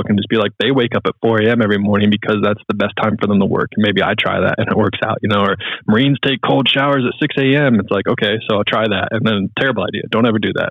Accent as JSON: {"language": "English", "town": "Charlotte", "region": "North Carolina", "country": "United States", "tie": "born or raised there", "also_born_or_lived": "Ohio", "moved": "yes", "said": "I'm so much of a Charlotte homer"}